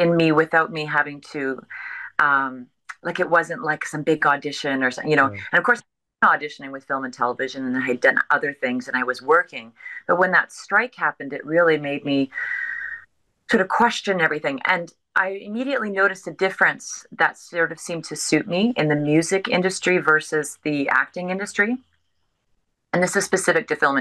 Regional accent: Victoria, British Columbia, Canada; moved away as an adult; also born or lived in Hong Kong; now in Vancouver, Canada; born and raised in Victoria, British Columbia

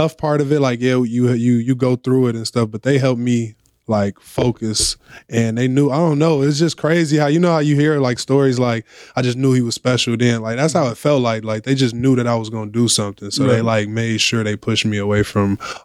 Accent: Chicago, Illinois, United States; also born or lived in West Side, Chicago; I'm actually from the South Side

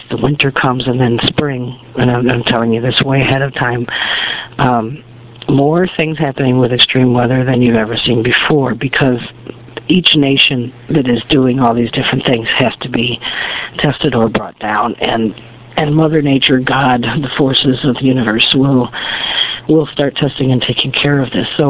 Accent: United States; as an American

